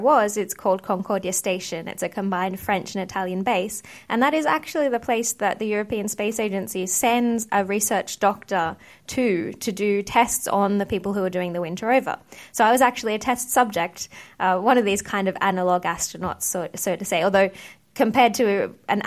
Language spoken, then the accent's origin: English; Australia; moved away as an adult; also born or lived in United Kingdom; I grew up in Australia